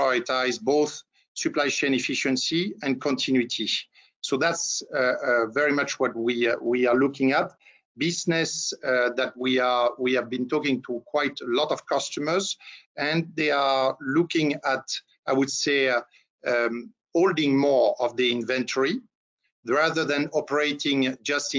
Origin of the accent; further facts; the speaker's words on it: France; accent: French; English is a second language; moved away as an adult; now in Atlanta, United States; As you can notice by my little accent, I'm a French national residing in the US for quite some time.